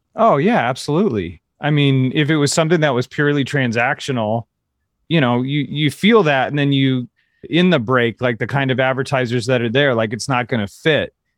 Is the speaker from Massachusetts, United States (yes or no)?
no; Kansas City, Missouri, United States; moved away; also born or lived in California; I'm from Kansas City